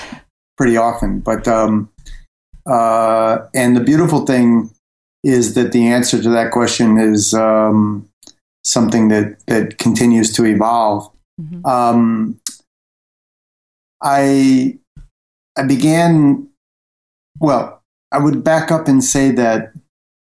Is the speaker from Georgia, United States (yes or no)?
no; Fort Wayne, Indiana, United States; moved away as an adult; also born or lived in New York; now in Paris, France; I grew up in the Midwest in a mid-sized industrial city called Fort Wayne, Indiana.